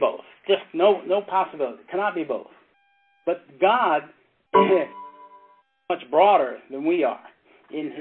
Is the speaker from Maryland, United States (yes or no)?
yes; Maryland, United States; It was in my hometown. Back in Maryland